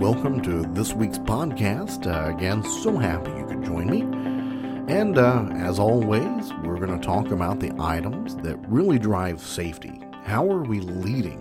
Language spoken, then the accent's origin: English; Kentucky, United States; I'm from Kentucky, big bourbon country